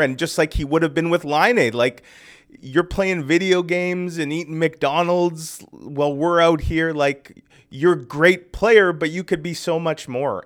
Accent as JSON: {"language": "English", "town": "Winnipeg", "region": "Manitoba", "country": "Canada", "tie": "born or raised there", "said": "I grew up in North Kildonan"}